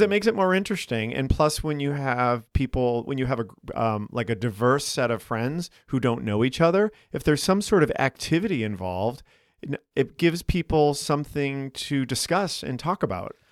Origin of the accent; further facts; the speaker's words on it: Boston, Massachusetts, United States; now in Chicago, United States; I'm from Boston